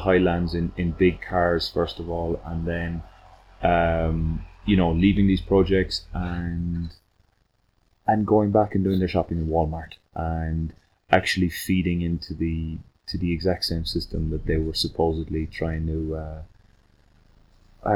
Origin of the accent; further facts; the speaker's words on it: Ireland; moved away as an adult; now in Tzununa, Guatemala; I grew up in the countryside in Ireland.